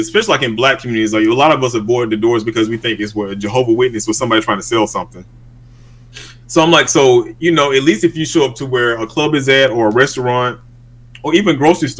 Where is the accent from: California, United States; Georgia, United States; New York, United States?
Georgia, United States; Georgia's 4th Congressional District, United States; I was born here in Georgia and I was raised in this district